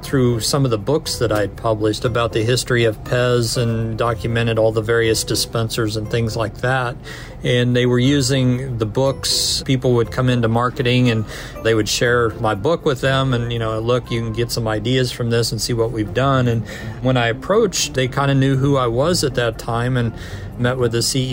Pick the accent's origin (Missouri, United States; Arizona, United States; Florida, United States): Missouri, United States; Kansas City; moved away as an adult; now in Connecticut, United States; I'm actually from Kansas City